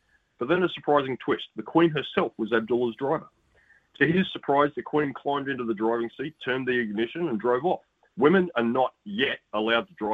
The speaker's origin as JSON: {"language": "English", "country": "Australia", "said": "I'm a very happy Australian sports fan"}